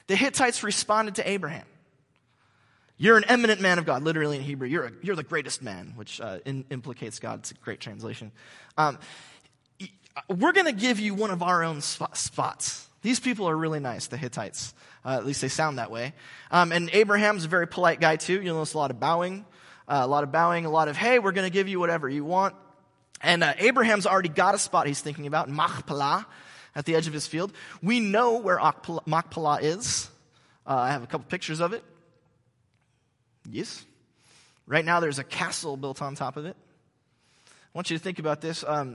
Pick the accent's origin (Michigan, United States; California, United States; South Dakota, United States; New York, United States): California, United States; I'm from Orange County. Very few of us in Orange County grew up here, but I did, and so I'm one of these people that kind of grew up in Southern California.